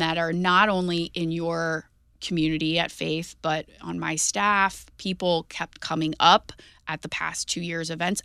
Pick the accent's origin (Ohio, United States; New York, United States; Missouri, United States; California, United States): Missouri, United States; Jefferson County; I grew up in Jefferson County